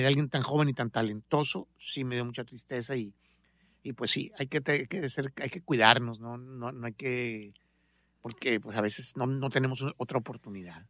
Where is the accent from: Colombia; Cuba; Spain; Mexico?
Mexico; Monterrey, Nuevo León; moved away; also born or lived in Guadalajara / Los Angeles; tengo medio corazón tapatío, pero nací en Monterrey, que es mi tierra, ah, de ahí son mis papás. Entonces soy de Monterrey